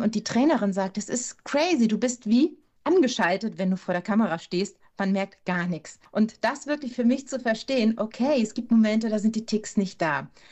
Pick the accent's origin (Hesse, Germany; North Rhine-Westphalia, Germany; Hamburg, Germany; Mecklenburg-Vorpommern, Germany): Hamburg, Germany; In Hamburg geboren und in Hamburg aufgewachsen